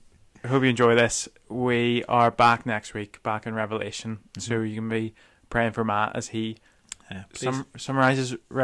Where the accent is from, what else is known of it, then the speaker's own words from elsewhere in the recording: Welsh, Wales, United Kingdom; Sorry, I'm so Welsh.